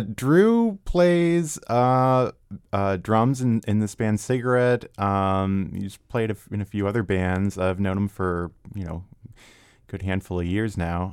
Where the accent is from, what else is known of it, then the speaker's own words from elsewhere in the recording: Arlington, Virginia, United States; moved away as an adult; also born or lived in Washington, D.C.; now in Vienna, Virginia, United States; I was actually born and raised in Arlington